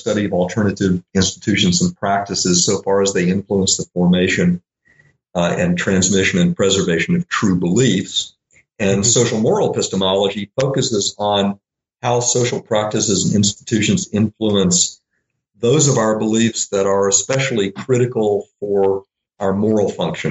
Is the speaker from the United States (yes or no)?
yes; Little Rock, Arkansas, United States; I grew up in Little Rock, Arkansas